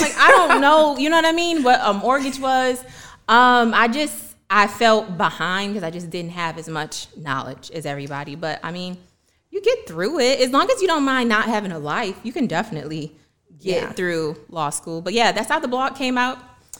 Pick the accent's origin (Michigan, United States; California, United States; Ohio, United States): Michigan, United States; Detroit; moved away as an adult; also born or lived in New York / Washington, D.C. / Atlanta; growing up in Detroit